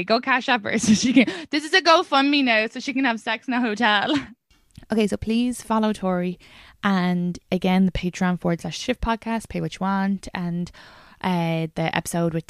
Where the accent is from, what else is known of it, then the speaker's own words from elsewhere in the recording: Ireland; being an Irish woman